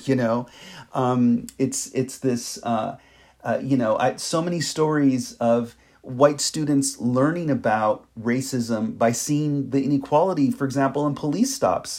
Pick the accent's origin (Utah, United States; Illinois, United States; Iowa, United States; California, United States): California, United States; Los Angeles; as a native of the city of Los Angeles